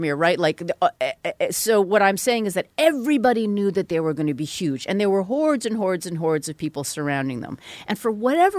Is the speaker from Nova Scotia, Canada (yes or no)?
no; Vancouver, British Columbia, Canada; born there; if you're asking where I was born in Vancouver. My parents are Korean.